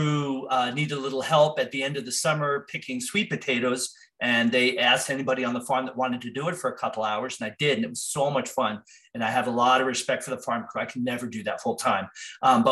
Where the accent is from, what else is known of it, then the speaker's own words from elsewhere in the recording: New Jersey, United States; I grew up in New Jersey surrounded by farms